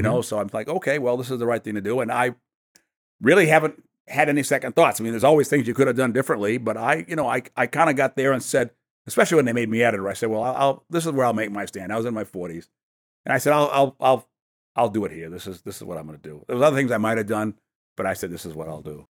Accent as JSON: {"language": "English", "town": "New York City", "region": "New York", "country": "United States", "tie": "born or raised there", "also_born_or_lived": "Maine", "said": "I was born in New York City and, uh, and lived there as a boy"}